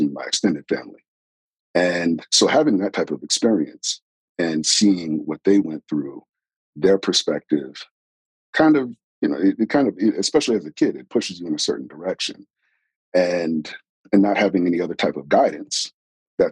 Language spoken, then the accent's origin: English; New York, United States; I'm originally from New York